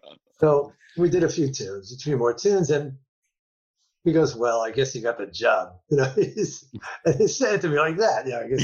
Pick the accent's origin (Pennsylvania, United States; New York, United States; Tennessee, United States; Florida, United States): New York, United States; I'm a New Yorker.